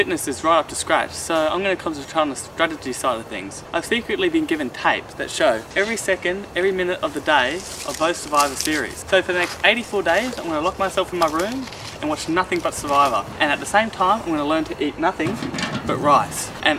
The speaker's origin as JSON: {"language": "English", "town": "Brisbane", "region": "Queensland", "country": "Australia", "said": "I come from Brisbane in Queensland. I'm 18 years old"}